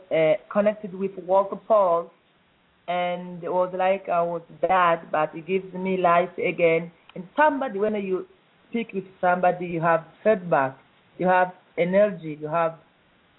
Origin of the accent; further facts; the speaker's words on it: East Congo, DR Congo; I was born in East Congo, and I grew up like other children